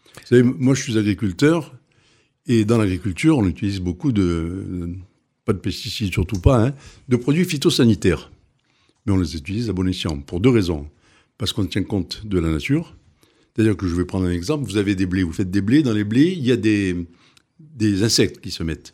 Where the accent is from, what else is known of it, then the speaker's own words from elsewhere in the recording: Tunisia; now in Arles, France; J'ai vécu, je suis né en Tunisie, j'ai vécu en Tunisie, et autour de nous, on avait Tuburbo Majus, on avait le Colisée d'Elgem, on avait des choses magnifiques j'ai été élevé dans cet esprit. Enfin, j'ai vu ça toute ma jeunesse